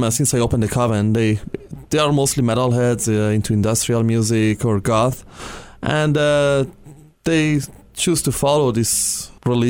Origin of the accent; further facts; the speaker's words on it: Iran; also born or lived in Europe; now in Canada; back home, I'm from Iran, so back home, I had no freedom